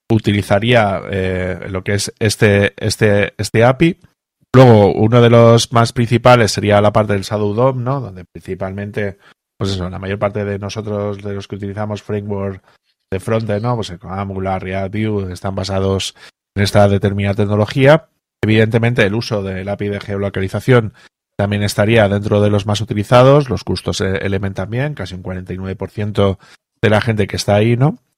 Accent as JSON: {"language": "Spanish", "country": "Spain", "said": "nosotros aquí en España"}